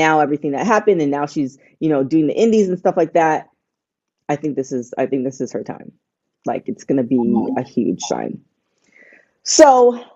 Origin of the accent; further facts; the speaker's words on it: Canada; moved away; I'm from Canada